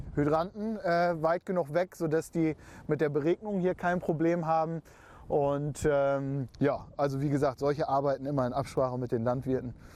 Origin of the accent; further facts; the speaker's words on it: Emsland, Lower Saxony, Germany; bei uns im Emsland